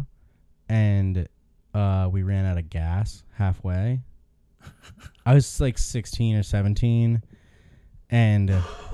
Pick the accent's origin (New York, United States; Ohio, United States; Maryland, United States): Ohio, United States; growing up in Ohio, where everything is very far from each other